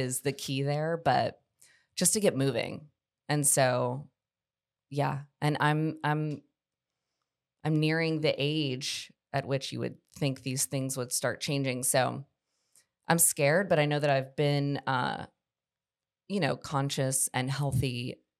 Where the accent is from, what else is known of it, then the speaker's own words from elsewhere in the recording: Charlotte, North Carolina, United States; moved away as an adult; now in Columbia, United States; I grew up in Charlotte, North Carolina